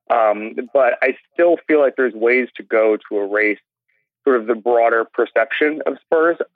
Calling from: Orlando, Florida, United States; I'm calling from Orlando.

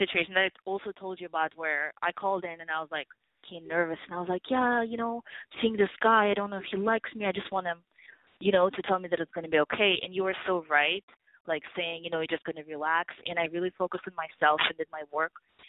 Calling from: New York, United States; I'm a Libra, actually. I just turned 24, and I'm calling from New York.

